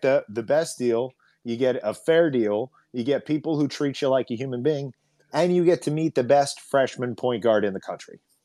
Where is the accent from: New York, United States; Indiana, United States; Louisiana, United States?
Indiana, United States; now in Los Angeles, United States; us being from there